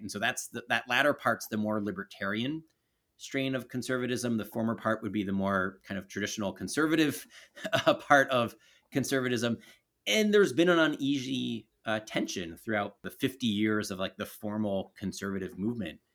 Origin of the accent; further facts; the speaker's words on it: Baltimore, Maryland, United States; I grew up in Baltimore City.